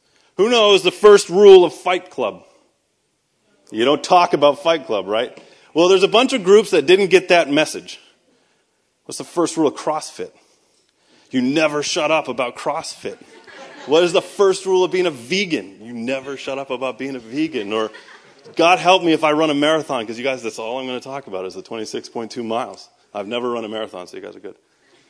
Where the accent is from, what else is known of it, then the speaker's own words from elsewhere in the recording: Boston, Massachusetts, United States; accent: Boston; No, so I am from Boston, so I'm going to tell you guys right from the start that this entire thing is built on a foundation of lies. Because I normally talk like this, and it's taken me about 10 years to hide my accent